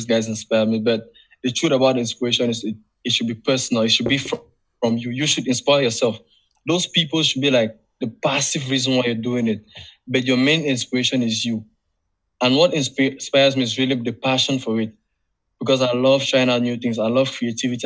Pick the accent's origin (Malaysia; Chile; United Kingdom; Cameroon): Cameroon; I'm from Africa